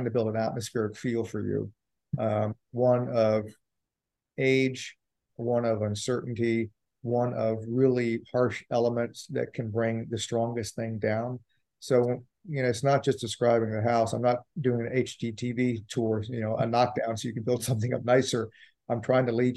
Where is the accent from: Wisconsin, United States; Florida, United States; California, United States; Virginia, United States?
Virginia, United States; Richmond; when I grew up on Austin Avenue in Richmond